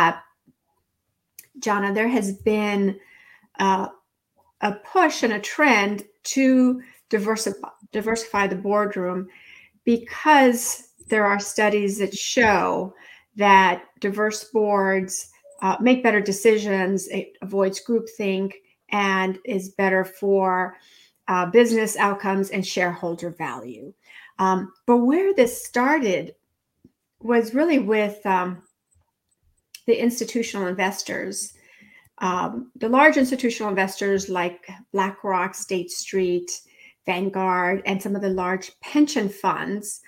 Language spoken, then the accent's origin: English; California, United States; moved away as an adult; also born or lived in Mexico; now in Washington, D.C., United States; I'm an immigrant from Mexico. My family moved to California when I was four